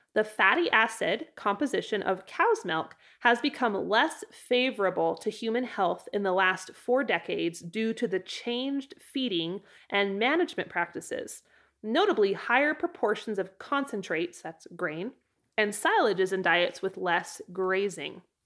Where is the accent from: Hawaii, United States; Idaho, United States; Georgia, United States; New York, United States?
Idaho, United States; now in Wyoming, United States; In Idaho, my home state